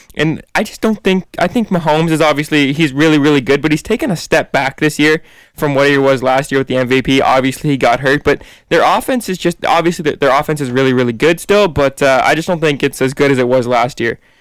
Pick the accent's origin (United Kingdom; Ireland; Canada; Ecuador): Canada; we're all Canadians here